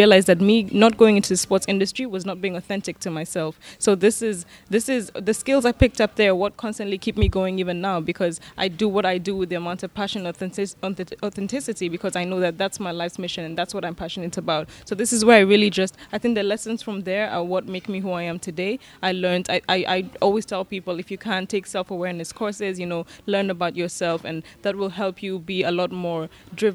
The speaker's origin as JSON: {"language": "English", "region": "Nairobi", "country": "Kenya", "tie": "born or raised there", "said": "I'm born and raised in Nairobi, Kenya"}